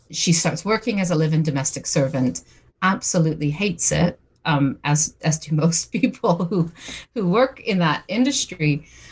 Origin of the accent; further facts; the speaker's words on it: St. John's, Newfoundland and Labrador, Canada; moved away as an adult; also born or lived in Britain; now in United Kingdom; I'm originally from St. John's, Newfoundland in Canada, but I've been living in Britain for the past 20 years